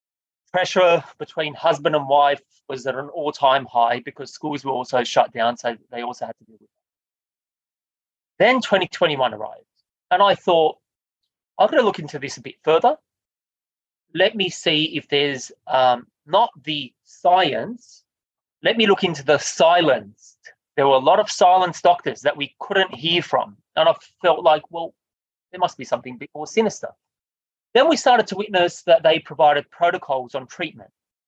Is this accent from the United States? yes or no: no; Australia; I felt like it was my duty as an Australian, it was my duty as a human being that cares about humanity